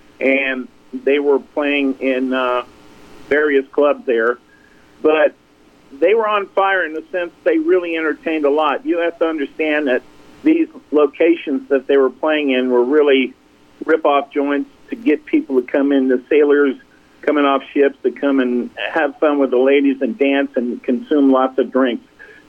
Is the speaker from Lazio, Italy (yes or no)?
no; Naples, Campania, Italy; also born or lived in Meridian, Mississippi; I was born in Meridian, and we left when I was five. We went on vacation, spent a year in Italy, and then my father got a job with the U.S. government in Naples, Italy, to build a base there